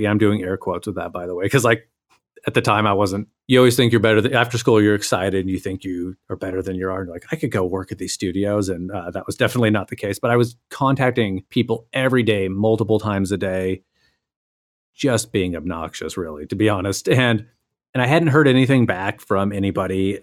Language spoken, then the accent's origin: English; Boise, Idaho, United States; moved away as an adult; also born or lived in Vancouver; I was in the process of moving from Vancouver back to my hometown of Boise, Idaho